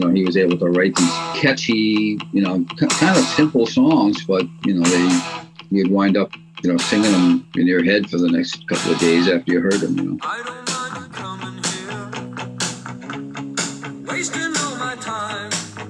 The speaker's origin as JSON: {"language": "English", "town": "Hudson", "region": "Massachusetts", "country": "United States", "said": "I'm from Hudson, Mass."}